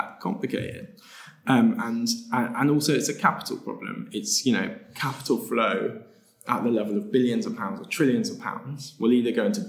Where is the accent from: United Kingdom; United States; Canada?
United Kingdom; the UK, my home country